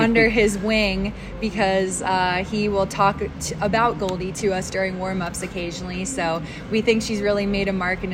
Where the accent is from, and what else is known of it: East Coast, United States; now in Las Vegas, United States